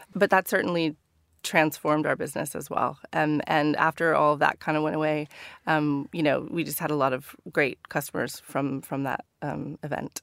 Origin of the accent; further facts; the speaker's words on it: Northern California, United States; moved away as an adult; now in London, United Kingdom; growing up in Northern California.